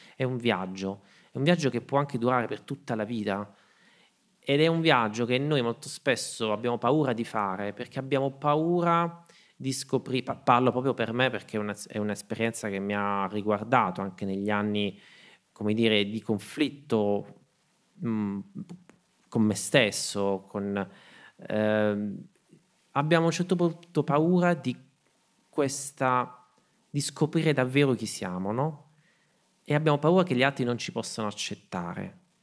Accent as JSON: {"language": "Italian", "town": "Martina Franca", "region": "Apulia", "country": "Italy", "also_born_or_lived": "Berlin / Rome / Salento", "moved": "yes", "said": "a Martina Franca mi dicono tutt'oggi quando torno nel mio paese"}